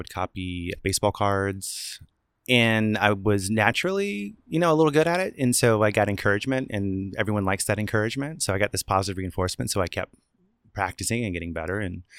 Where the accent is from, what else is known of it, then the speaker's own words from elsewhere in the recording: Franklin, Virginia, United States; Virginia. I grew up in Southeast Virginia, the Tidewater region. Franklin, small town, about 10,000 people.